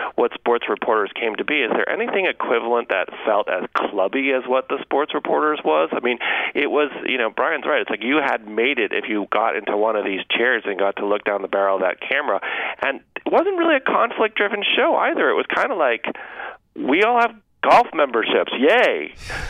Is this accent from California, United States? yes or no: no; Massachusetts, United States; I grew up in Massachusetts